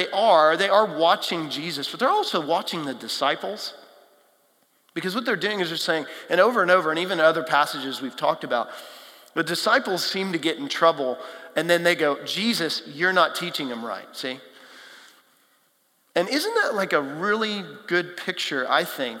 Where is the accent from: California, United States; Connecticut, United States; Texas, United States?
Texas, United States; now in Nashville, United States; I grew up in Texas, flat, hot, not a whole lot, big cities, not a whole lot of hills, wildlife.